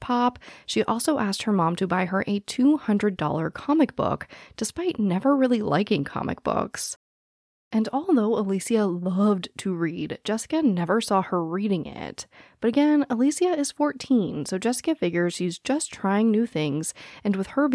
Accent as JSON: {"language": "English", "town": "Phoenix", "region": "Arizona", "country": "United States", "tie": "born or raised there", "said": "I was born and raised in Phoenix, Arizona, which touches Glendale"}